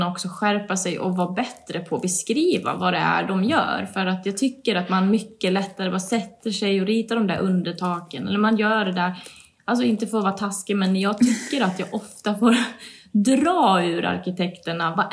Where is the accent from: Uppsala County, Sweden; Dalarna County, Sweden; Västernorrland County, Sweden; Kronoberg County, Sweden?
Dalarna County, Sweden; Borlänge; born there; also born or lived in Stockholm; Jag är ju född i Borlänge och mina föräldrar bor här.